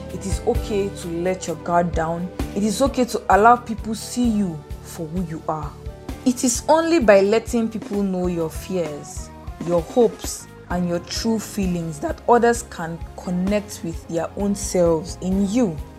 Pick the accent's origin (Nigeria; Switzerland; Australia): Nigeria; Bauchi; English is a second language; This is because whenever I say I am from Bauchi, people will be like, okay, where is that? I have never heard of that place before.